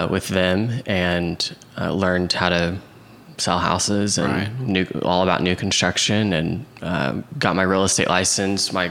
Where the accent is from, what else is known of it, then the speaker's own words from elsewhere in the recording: Oklahoma City, Oklahoma, United States; Yep, Oklahoma City. You're Southwest Oklahoma City, and okay. then I uh, went